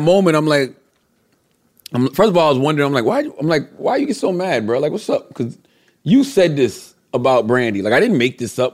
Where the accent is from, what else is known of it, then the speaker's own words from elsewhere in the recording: Moncks Corner, South Carolina, United States; I'm from Monk's Corner, South Carolina